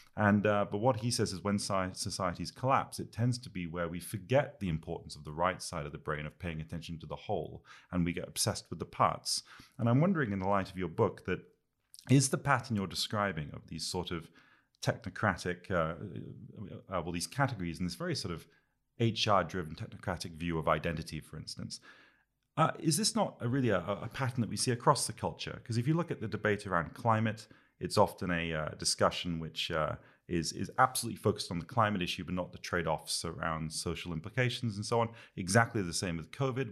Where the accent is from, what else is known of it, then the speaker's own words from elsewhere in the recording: United Kingdom; I'm a Brit